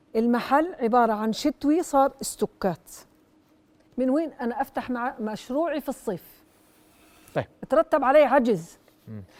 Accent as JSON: {"language": "Arabic", "country": "Jordan", "said": "انا كمتعثره اردنيه"}